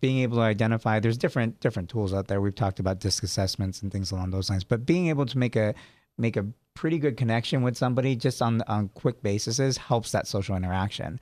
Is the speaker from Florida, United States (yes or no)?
no; San Jose, California, United States; also born or lived in Sacramento; I was born in San Jose, lived in Sacramento for a while